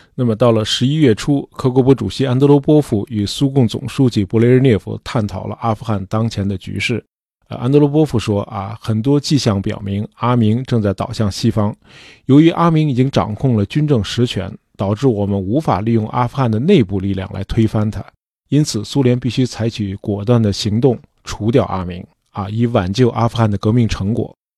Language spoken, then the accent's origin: Chinese; China; 在我们中国人看来